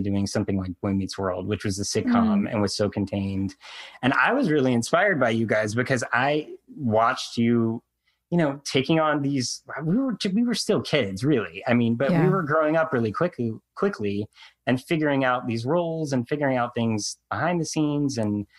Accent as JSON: {"language": "English", "region": "North Carolina", "country": "United States", "tie": "born or raised there", "said": "I grew up in North Carolina"}